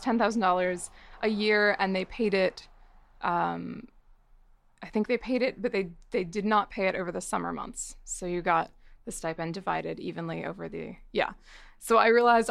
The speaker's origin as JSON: {"language": "English", "region": "northern New Jersey", "country": "United States", "tie": "born or raised there", "moved": "yes", "lives_now": "Los Angeles, United States", "said": "I loved growing up in New Jersey"}